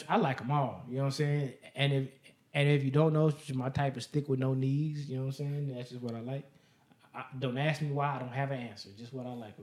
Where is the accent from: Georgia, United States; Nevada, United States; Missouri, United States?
Nevada, United States; Las Vegas; I'm from Vegas